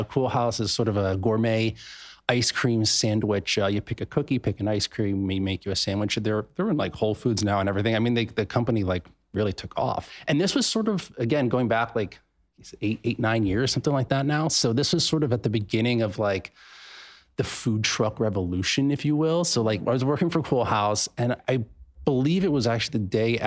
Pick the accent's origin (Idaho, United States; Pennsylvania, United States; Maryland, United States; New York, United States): Pennsylvania, United States; moved away; I'm from Pennsylvania. I went home to Pennsylvania for Christmas and stuff like that to see my family